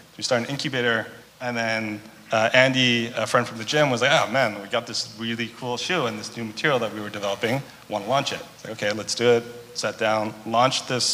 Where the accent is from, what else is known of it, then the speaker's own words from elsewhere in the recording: Vancouver, British Columbia, Canada; growing up in Vancouver, we just like, that's all you hear whenever it's raining